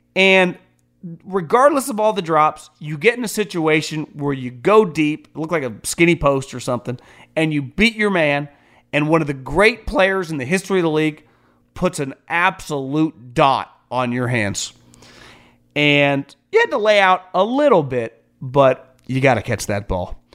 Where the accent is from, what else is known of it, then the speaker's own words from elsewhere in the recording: Sacramento, California, United States; I'm from the Sacramento area.